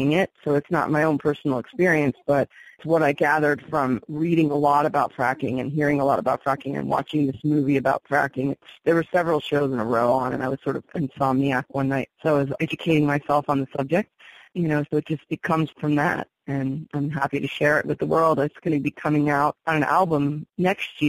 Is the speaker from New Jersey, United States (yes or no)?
yes; New Jersey, United States; I grew up in New Jersey